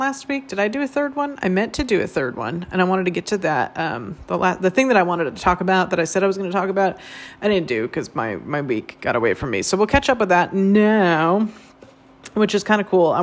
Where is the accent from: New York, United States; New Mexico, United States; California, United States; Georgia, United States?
California, United States; Northern; moved away; also born or lived in Phoenix, Arizona; I did yoga as a teenager growing up in Northern California